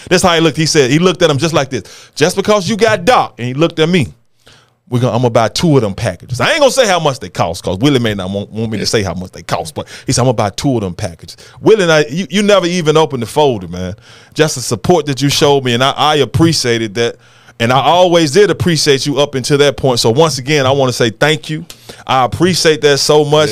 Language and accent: English; Memphis, Tennessee, United States; I grew up in Whitehaven from Fairleigh